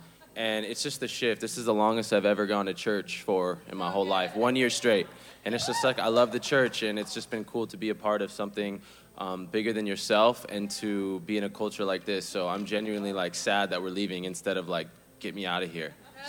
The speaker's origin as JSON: {"language": "English", "town": "Huntington Beach", "region": "California", "country": "United States", "tie": "born or raised there", "said": "I got saved 9 years ago, and I grew up in Huntington Beach my whole life."}